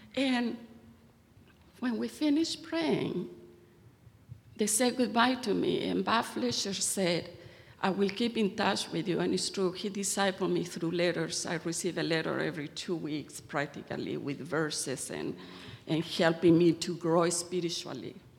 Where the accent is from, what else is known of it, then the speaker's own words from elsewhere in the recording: Santiago, Santiago Metropolitan Region, Chile; moved away; I was born in Santiago of Chile in South America to a well off family